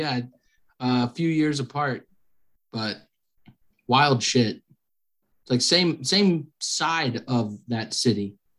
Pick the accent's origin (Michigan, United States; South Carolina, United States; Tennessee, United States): South Carolina, United States; Spartanburg; born or raised there